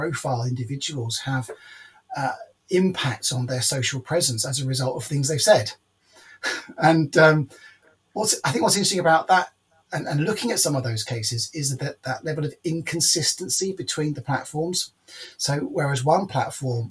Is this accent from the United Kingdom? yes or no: yes; United Kingdom; as a British person